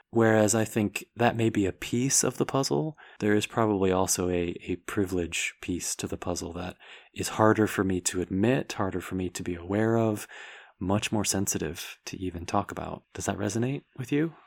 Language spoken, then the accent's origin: English; United States; myself being American, white, male, heterosexual